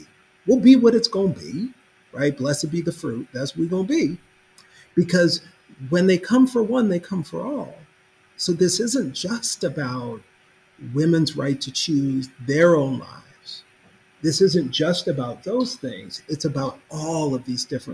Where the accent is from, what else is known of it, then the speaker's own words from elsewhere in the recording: Minneapolis, Minnesota, United States; now in Kentucky, United States; my hometown